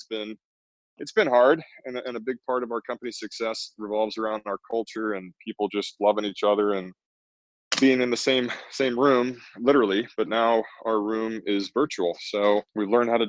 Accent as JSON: {"language": "English", "region": "Texas", "country": "United States", "said": "I'm a Texan through and through"}